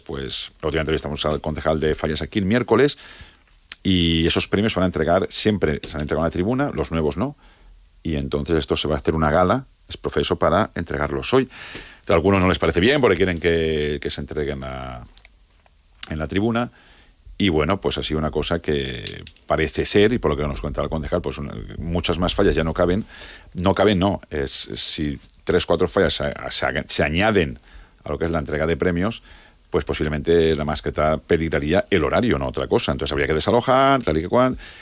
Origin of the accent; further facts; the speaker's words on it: Valencia, Valencian Community, Spain; yo, como valenciano, pues estoy orgulloso